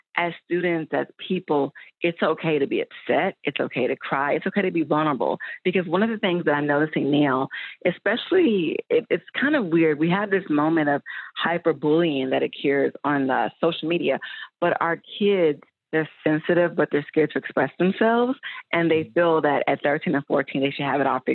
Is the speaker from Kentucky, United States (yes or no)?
yes; Louisville, Kentucky, United States; also born or lived in Atlanta; I'm from Louisville, Kentucky, but Atlanta is my spiritual home.